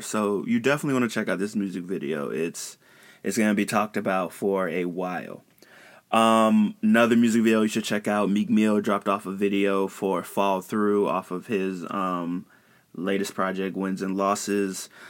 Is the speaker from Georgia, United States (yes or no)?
no; Chicago, Illinois, United States; I'm from Chicago